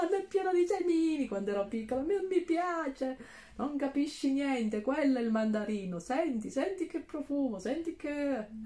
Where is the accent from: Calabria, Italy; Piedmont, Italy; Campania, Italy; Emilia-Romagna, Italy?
Calabria, Italy; moved away; io mi sposto dall'altro lato della Calabria per andare nella parte dello Ionio Reggino